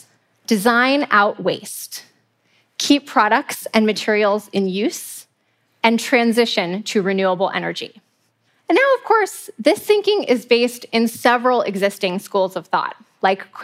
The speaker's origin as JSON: {"language": "English", "town": "Muir Beach", "region": "California", "country": "United States", "tie": "born or raised there", "said": "I grew up in Muir Beach, California, and I spent hours as a kid exploring the beautiful trails"}